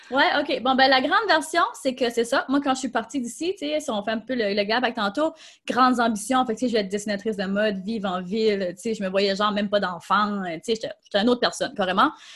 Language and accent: French; Tracadie, New Brunswick, Canada; je suis acadienne, je viens du Nouveau-Brunswick, donc très petite ville au Nouveau-Brunswick.